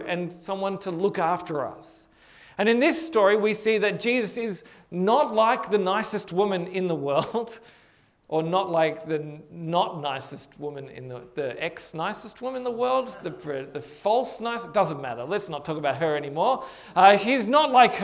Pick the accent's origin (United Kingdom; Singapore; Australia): Australia; Hornsby, New South Wales; my house where I grew up in Hornsby